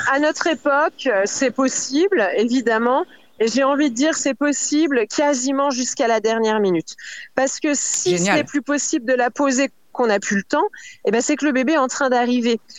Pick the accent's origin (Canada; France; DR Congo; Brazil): France; chez nous en France